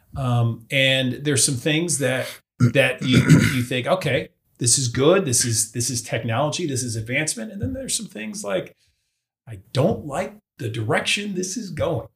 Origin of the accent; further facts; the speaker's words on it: Boca Raton, Florida, United States; moved away; I grew up in South Florida